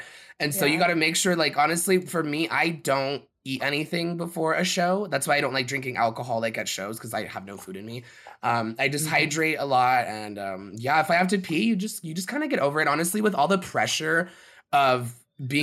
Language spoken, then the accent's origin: English; South Lake Tahoe, California, United States; my hometown that I was born in, South Lake Tahoe.